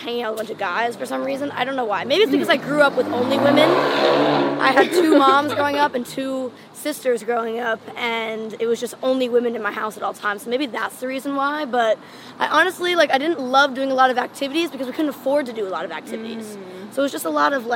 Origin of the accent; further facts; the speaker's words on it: Maplewood, New Jersey, United States; moved away as an adult; also born or lived in Manhattan, New York / Park Slope, Brooklyn, New York; I actually was born in Manhattan. I was raised in New Jersey. I lived in Park Slope, Brooklyn until I was 4.